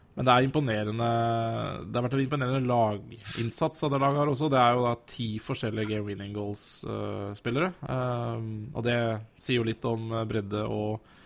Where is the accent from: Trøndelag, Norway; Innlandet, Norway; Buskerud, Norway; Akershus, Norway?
Innlandet, Norway; Elverum; i Lille Elverum, der vi kommer fra.